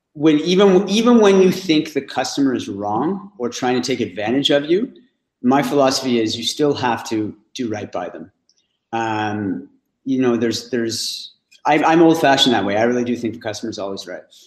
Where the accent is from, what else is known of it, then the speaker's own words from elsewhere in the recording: Ottawa, Ontario, Canada; I'm from Ottawa.